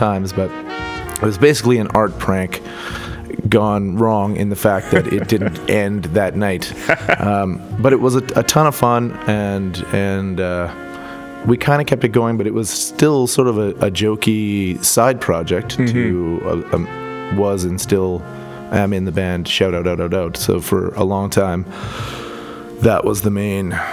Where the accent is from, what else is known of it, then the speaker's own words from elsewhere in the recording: Edmonton, Alberta, Canada; I was born in Edmonton, and I like this city.